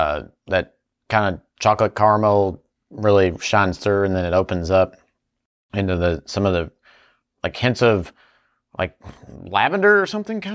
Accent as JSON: {"language": "English", "town": "Barstow", "region": "California", "country": "United States", "said": "I'm from Barstown."}